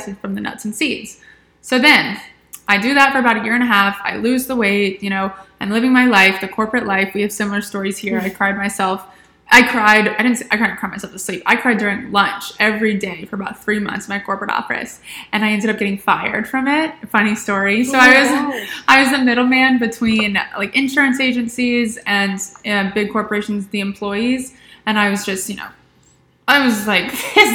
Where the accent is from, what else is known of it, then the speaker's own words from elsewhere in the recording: Atlanta, Georgia, United States; now in Charleston, United States; originally I'm from Atlanta.